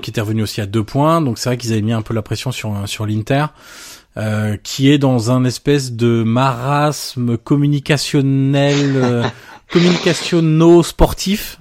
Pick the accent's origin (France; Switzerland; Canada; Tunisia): France; vu qu'on est français.